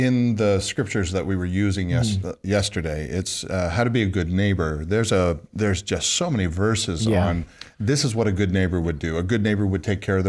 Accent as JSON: {"language": "English", "country": "Canada", "moved": "yes", "said": "I'm from Canada."}